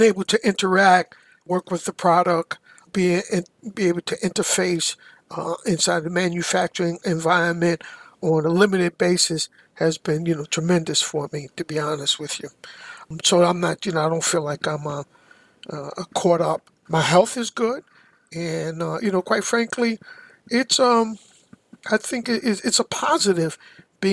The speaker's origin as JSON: {"language": "English", "town": "New York City", "region": "New York", "country": "United States", "tie": "born or raised there", "also_born_or_lived": "Harlem, New York", "said": "I was born in Harlem, USA, and grew up in Brooklyn and Queens, New York"}